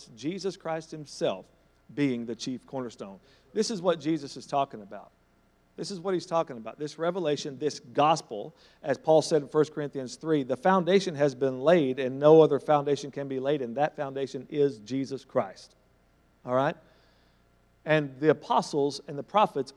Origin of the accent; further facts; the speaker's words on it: Thackerville, Oklahoma, United States; Nazareth is the Thackerville in Israel. That's my hometown